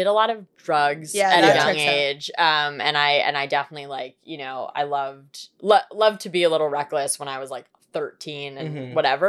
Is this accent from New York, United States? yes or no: yes; New York City, New York, United States; I grew up in New York and I did not have mall culture at my fingertips.